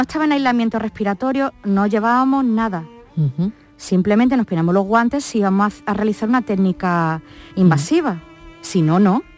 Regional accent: Málaga, Andalusia, Spain; yo no soy de Córdoba, soy de Málaga

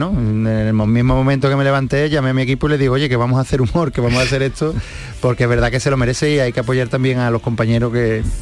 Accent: Seville, Andalusia, Spain; como sevillano por, intentar poner mi granito de arena y hacer algo por Sevilla

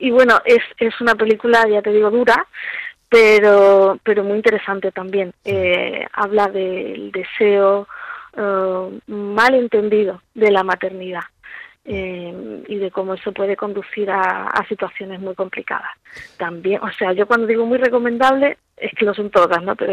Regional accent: Almería, Andalusia, Spain; born there; Pues nacer nací en Almería.

